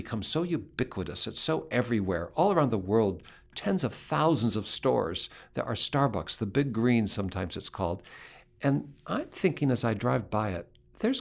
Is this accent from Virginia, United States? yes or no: no; Seattle, Washington, United States; I grew up in Seattle. That's my home place.